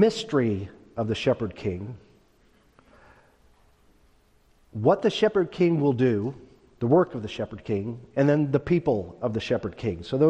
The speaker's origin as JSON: {"language": "English", "town": "Stockton", "region": "California", "country": "United States", "tie": "born or raised there", "said": "When I was a boy raised in Northern California, I was born in Stockton"}